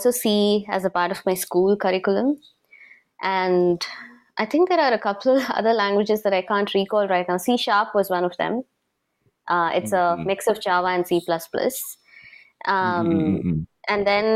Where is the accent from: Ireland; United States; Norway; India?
India; Chennai, Tamil Nadu; first language Tamil; English is a second language; now in Singapore; I'm a Tamilian, and I'm actually brought up in the south part of India. So my base is Chennai, and Tamil is my mother tongue.